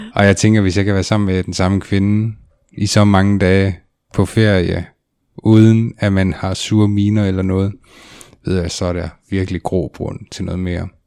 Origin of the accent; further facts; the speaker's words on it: between Varde and Grænsted, Southern Denmark, Denmark; der hvor jeg kommer fra, så er der jo skov og marker og en pizzeria.